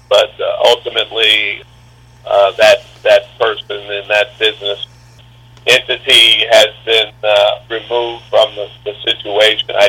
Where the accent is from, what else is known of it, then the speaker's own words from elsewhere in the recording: Biloxi, Mississippi, United States; our beautiful Double A ballpark in downtown Biloxi, literally a few hundred yards from where I grew up.